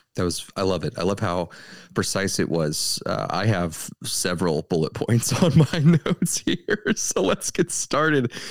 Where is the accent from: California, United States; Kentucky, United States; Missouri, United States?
Missouri, United States; St. Louis; We're from the Saint Louis area. We're fifteen minutes away from downtown Saint Louis.